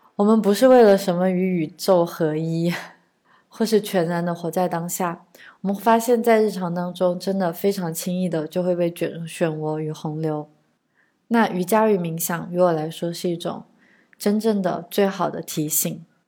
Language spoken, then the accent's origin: Chinese; China; 当然，我们作为中国人，对于家庭的责任观念与西方是有本质的区别的